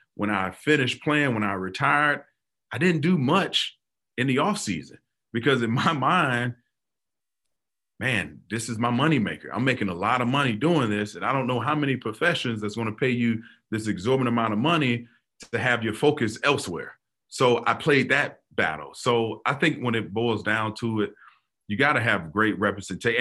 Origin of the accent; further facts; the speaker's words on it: Florida, United States; growing up in Florida, football is religion